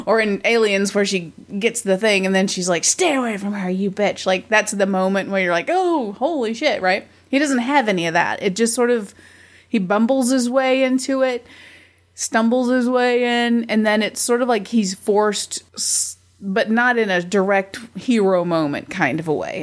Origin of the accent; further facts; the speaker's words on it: United States; I'm an American